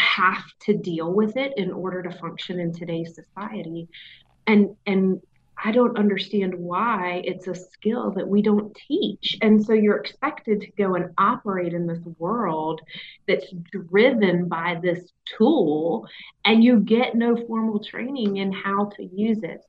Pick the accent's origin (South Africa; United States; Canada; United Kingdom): United States; the South; accent: southern